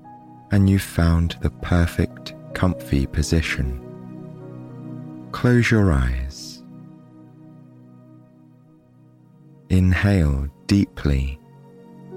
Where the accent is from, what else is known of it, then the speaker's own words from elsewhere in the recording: England, United Kingdom; my home country of England